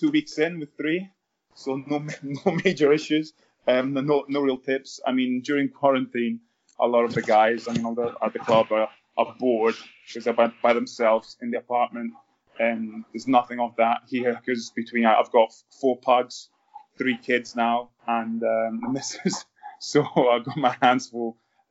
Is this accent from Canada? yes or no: no; Italy; also born or lived in Scotland; Yeah, I was born in Scotland when my mum and dad worked there, and then lived most of my life in Italy.